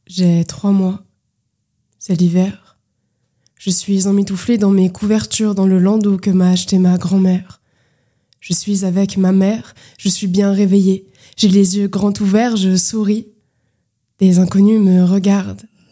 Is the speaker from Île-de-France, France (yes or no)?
yes; Île-de-France, France; j'ai grandi en Ile-de-France. Euh, j'ai alterné entre 77 euh, et 93